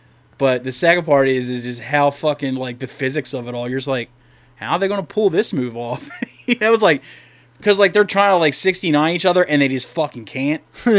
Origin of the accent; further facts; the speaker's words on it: Delaware, United States; I am from Delaware.